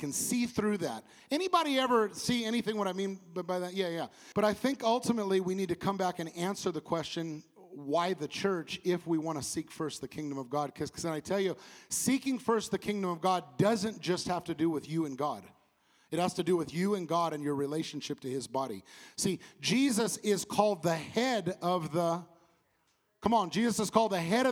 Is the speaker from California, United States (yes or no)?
yes; California, United States; I come from California